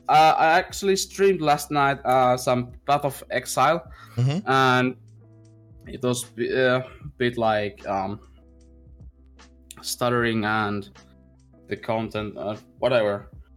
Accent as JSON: {"language": "English", "country": "Finland", "first_language": "Finnish", "second_language": "English", "said": "I'm from Finland, so my language is basically Finnish."}